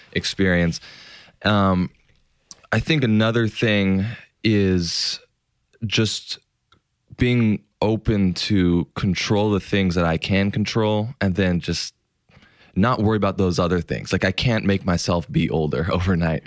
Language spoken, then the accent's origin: English; Los Angeles, California, United States; I grew up in Los Angeles and I grew up a huge Lakers fan from day one.